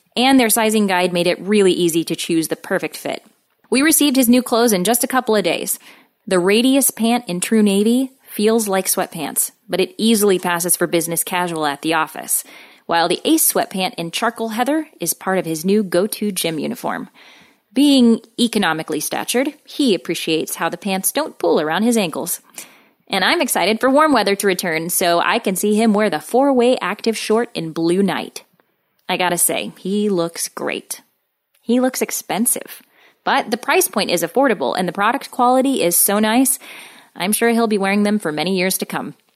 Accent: Southern Missouri, United States; growing up in Southern Missouri

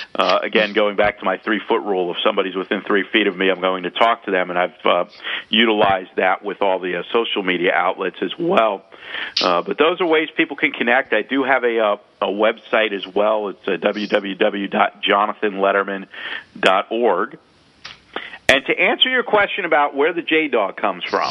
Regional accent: United States; accent: a little New Yorkish and South Florida mixed together; also born or lived in South Florida; my accent being a little New Yorkish and uh, South Florida mixed together

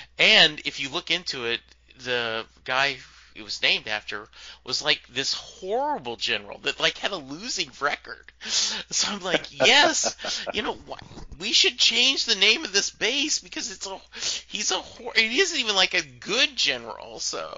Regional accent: Leesville, Louisiana, United States; born there; I was born in Leesville, Louisiana. My dad was stationed at Fort Polk at the time.

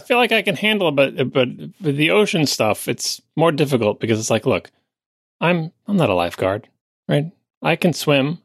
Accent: Long Island, New York, United States; moved away; I grew up on Long Island. I love Long Island

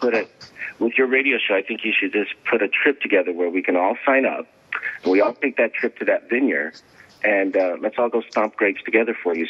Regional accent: Italy; not because I'm from Italy.

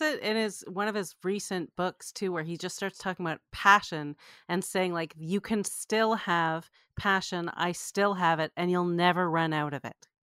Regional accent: Canada; I grew up in Canada

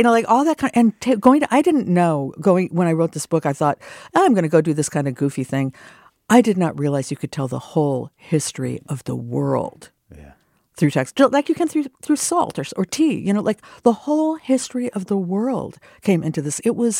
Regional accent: Minnesota, United States; Also, I'm from Minnesota, so we did that like, as you know, on a field trip.

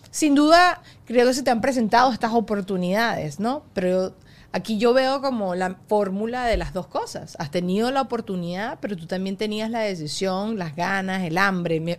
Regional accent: Venezuela; now in United States

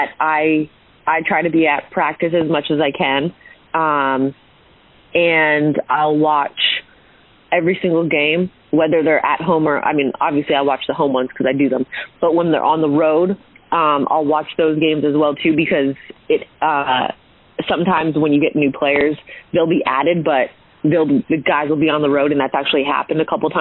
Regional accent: Hamilton, Ontario, Canada; I'm originally from Hamilton, Ontario, which is just outside of Toronto.

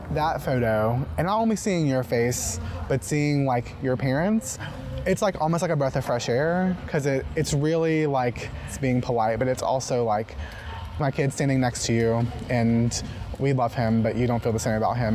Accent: Mississippi, United States; I'm from Mississippi

